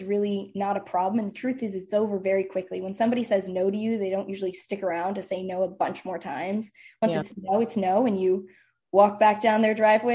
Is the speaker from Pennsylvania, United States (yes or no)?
yes; Lancaster, Pennsylvania, United States; moved away as an adult; also born or lived in San Francisco; I'm originally from Lancaster, Pennsylvania